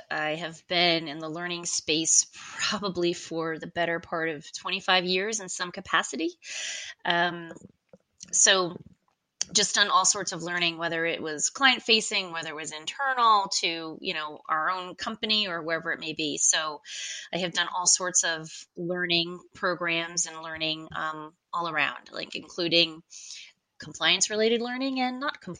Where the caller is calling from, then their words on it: Charlotte, North Carolina, United States; I'm dialing in from Charlotte, North Carolina